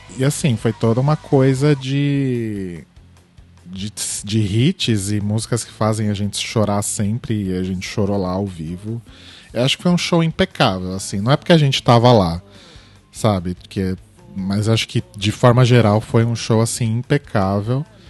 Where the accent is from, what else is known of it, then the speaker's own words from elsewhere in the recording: Brazil; a gente é do Brasil